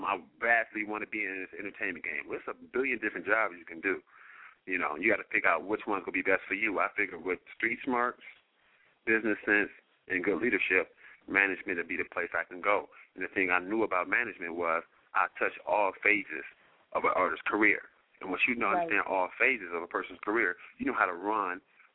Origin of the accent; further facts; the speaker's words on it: Detroit, Michigan, United States; now in Los Angeles, United States; I'm from Detroit.